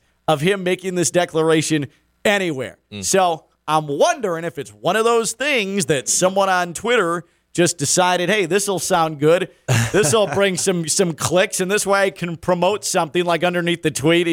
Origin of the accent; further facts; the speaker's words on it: Chicago, Illinois, United States; growing up in the Chicago area